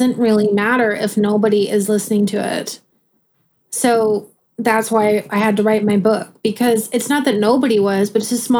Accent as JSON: {"language": "English", "region": "Midwest", "country": "United States", "said": "I'm a Midwesterner"}